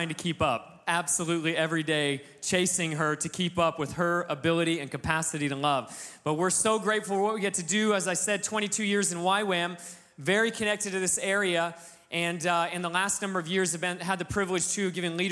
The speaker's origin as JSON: {"language": "English", "region": "Alaska", "country": "United States", "tie": "born or raised there", "moved": "yes", "said": "I'm from Alaska, real small town. It's like, you know, we're doubling the population of the town I grew up in right now as a family."}